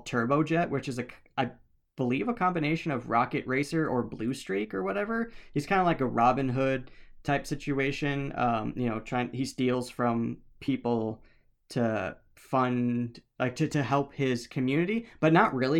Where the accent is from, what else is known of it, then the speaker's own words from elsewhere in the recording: Midwest, United States; We're from the Midwest